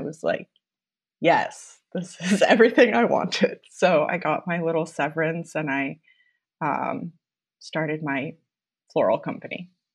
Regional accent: Mason City, Iowa, United States; also born or lived in North Carolina / Los Angeles; now in Des Moines, United States; I'm from Iowa originally. I I'm from Mason City, which is a smaller town about two hours north of here

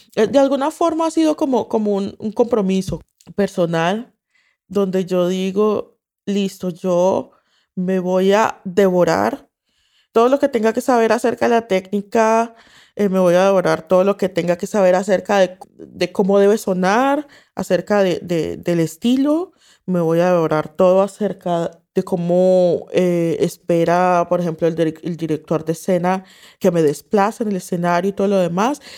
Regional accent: Colombia; moved away

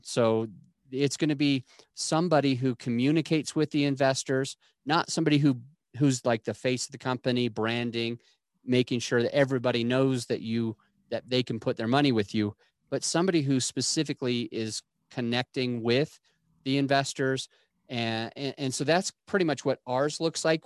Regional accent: Utah, United States; where I grew up in Utah

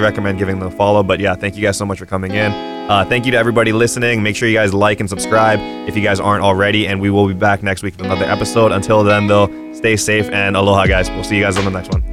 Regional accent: Kauai, Hawaii, United States; I'm from Kauai originally.

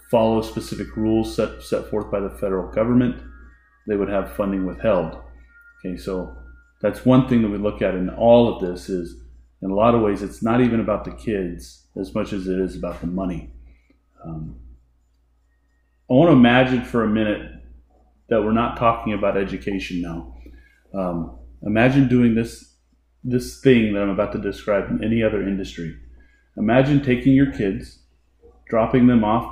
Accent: Elk Grove, California, United States; I'm from beautiful and exotic Elk Grove, California. Went to Elk Grove High School, graduated in the mid-90s

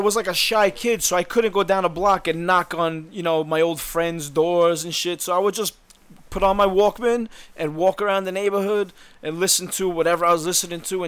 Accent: Long Island, New York, United States; also born or lived in Brooklyn; I grew up on Long Island

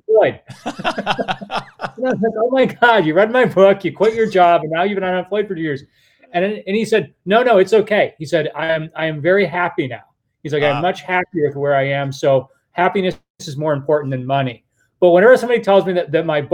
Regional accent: United States; as an American

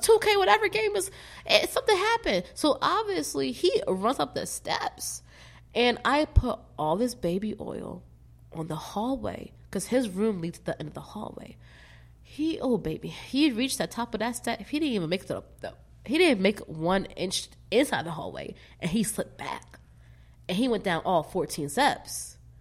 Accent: Philadelphia, Pennsylvania, United States; moved away; also born or lived in Vermont; Born in West Philadelphia, born and raised.

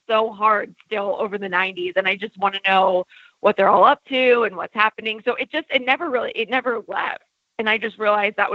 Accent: New Hampshire, United States; now in Los Angeles, United States; from New Hampshire.

